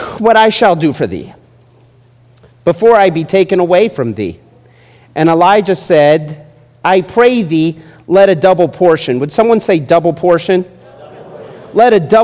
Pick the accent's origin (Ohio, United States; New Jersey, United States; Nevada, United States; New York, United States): Nevada, United States; Las Vegas; Growing up in Las Vegas, I was a big fan of the Runnin' Rebels.